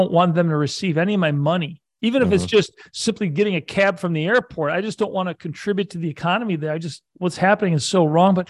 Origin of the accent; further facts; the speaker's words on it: outside of Buffalo, Western New York, United States; also born or lived in California / Syracuse, New York; I grew up in Western New York outside of Buffalo.